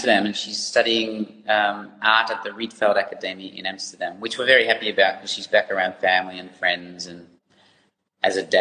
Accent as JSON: {"language": "English", "town": "Ballarat", "region": "Victoria", "country": "Australia", "tie": "born or raised there", "also_born_or_lived": "Netherlands", "moved": "as an adult", "said": "we grew up in Ballarat. It's a big monoculture there, and I love going home"}